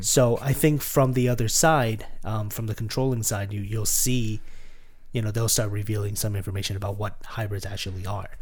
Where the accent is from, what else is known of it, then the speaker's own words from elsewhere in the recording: Canada; we're Canadian